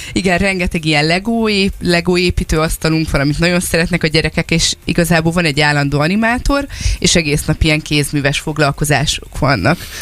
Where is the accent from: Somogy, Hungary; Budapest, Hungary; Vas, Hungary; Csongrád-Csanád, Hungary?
Csongrád-Csanád, Hungary; Ásotthalom; Ásotthalmon lakunk, ott is nőttünk föl